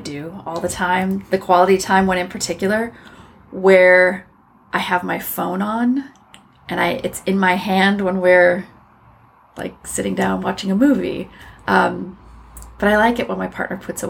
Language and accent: English; Iowa, United States; moved away as an adult; also born or lived in Minnesota / Wisconsin / New York City / Germany; now in California, United States; I grew up in the Midwest, Minnesota-born, Iowa-bred